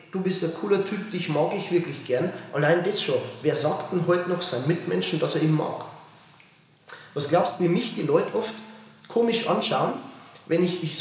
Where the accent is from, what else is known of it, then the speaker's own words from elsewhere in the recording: Bavaria, Germany; ich bin ja aus Bayern, wie willst du das sagen?